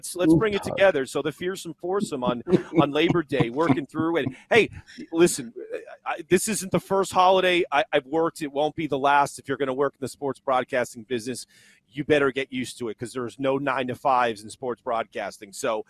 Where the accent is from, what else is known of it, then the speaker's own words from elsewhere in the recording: Northeast, United States; now I grew up in the Northeast, but I'm a college football crackhead.